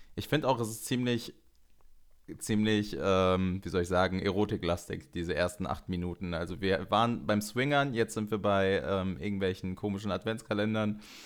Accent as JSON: {"language": "German", "country": "Germany", "tie": "born or raised there", "lives_now": "Cologne, Germany", "said": "aber ich bin hier in Deutschland geboren und meine Mutter auch"}